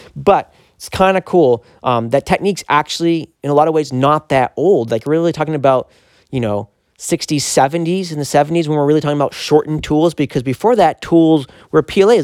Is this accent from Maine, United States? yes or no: yes; Maine, United States; we're both Mainers